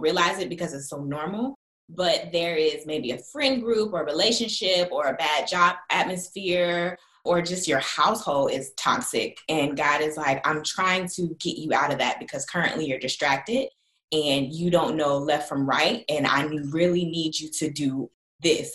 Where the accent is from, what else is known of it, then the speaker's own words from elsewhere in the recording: Jacksonville, Florida, United States; also born or lived in Los Angeles; now in Charlotte, United States; I'm from Jacksonville, Florida, but currently I live in Charlotte, North Carolina.